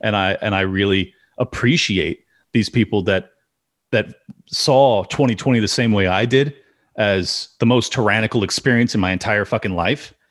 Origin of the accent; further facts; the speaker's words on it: California, United States; I'm born and raised in California